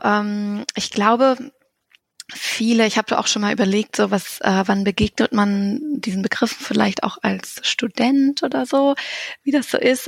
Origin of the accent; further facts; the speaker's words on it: Hannover area, Lower Saxony, Germany; now in Göttingen, Germany; ich komme aus der Ecke Hannover, also ist jetzt nicht so weit